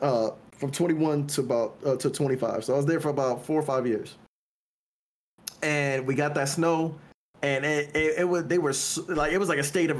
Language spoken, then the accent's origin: English; Ohio, United States; I remember growing up in Ohio.